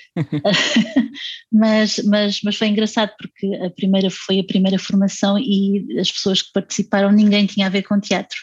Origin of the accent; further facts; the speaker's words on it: Setúbal, Portugal; em Setúbal eu, eu ia muitas vezes ao teatro